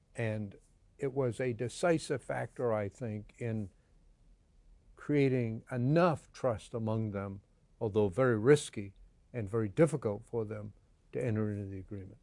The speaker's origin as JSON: {"language": "English", "country": "United States", "said": "I am an American, very proud of it, always will be"}